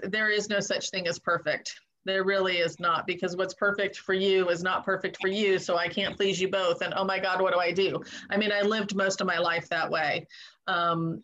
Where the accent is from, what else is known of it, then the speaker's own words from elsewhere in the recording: Southern California, United States; moved away; also born or lived in East Coast; I grew up in Southern California, and then I moved to the East Coast